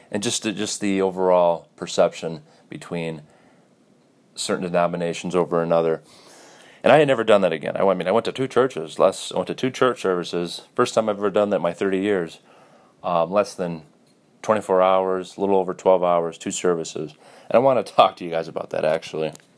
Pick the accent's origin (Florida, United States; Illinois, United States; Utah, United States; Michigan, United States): Michigan, United States; Detroit; I was born in Detroit